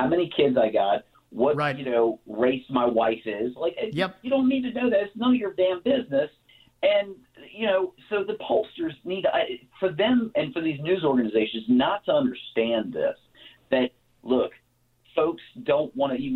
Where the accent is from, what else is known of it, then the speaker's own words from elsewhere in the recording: Maryland, United States; I grew up in Maryland